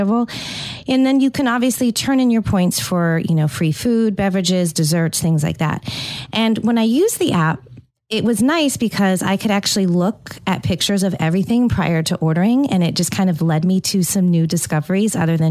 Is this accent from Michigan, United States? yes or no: no; California, United States; moved away; also born or lived in Tampa, Florida; growing up in California, I spent all my time at Starbucks, especially in high school